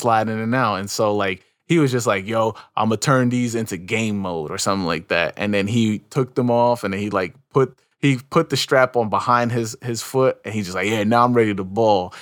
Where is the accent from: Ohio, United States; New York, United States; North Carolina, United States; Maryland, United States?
New York, United States; I was from New York